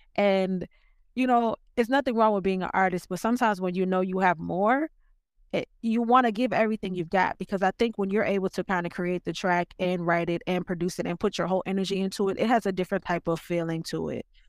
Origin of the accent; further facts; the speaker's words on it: Richmond, Virginia, United States; now in Los Angeles, United States; I am from Virginia, Richmond, Virginia, to be specific.